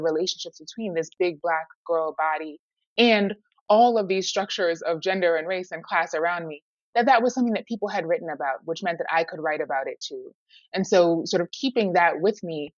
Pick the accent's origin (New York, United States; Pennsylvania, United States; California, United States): New York, United States; New York City; Harlem, for me, you know, it's my hometown.